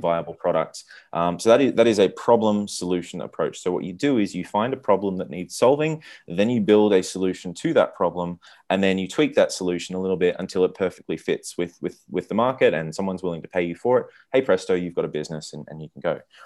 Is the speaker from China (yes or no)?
no; Australia; also born or lived in Silicon Valley; now in Buenos Aires, Argentina; I'm from Australia